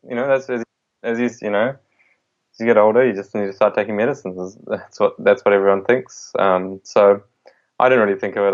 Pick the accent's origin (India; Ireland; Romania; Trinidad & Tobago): India; I was born in India